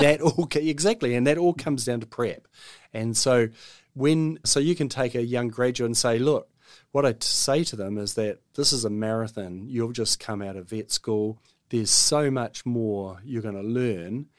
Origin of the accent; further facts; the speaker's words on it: Auckland, New Zealand; I'm an Aucklander, born and bred. I grew up in Block Ass Bay.